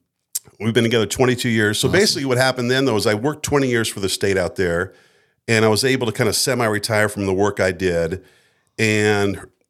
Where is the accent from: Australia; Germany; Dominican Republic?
Germany; Frankfurt, Hesse; born there; also born or lived in United States; And so I spent my, you know, from being born, I was born in Frankfurt, Germany in an American hospital. For that first 18 years, you're like a gypsy.